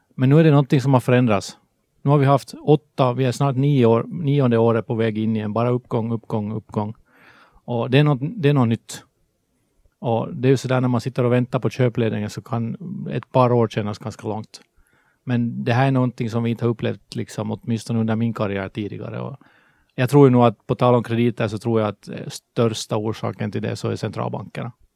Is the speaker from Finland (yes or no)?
yes; Helsinki, Uusimaa, Finland; accent: Finland Swedish; moved away as an adult; now in Sweden; som ni hör på svenskan så är jag finlandssvensk. jag flyttade till Sverige från Helsingfors 2009